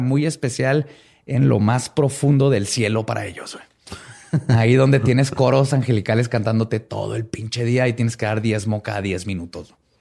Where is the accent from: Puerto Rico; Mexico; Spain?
Mexico; porque somos mexicanos